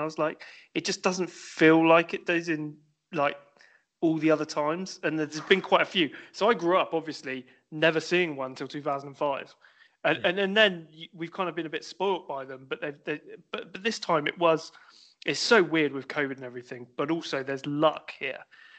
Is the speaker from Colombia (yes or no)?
no; Somerset, near Bristol, South West England, United Kingdom; I come from actually the same kind of place as Russ.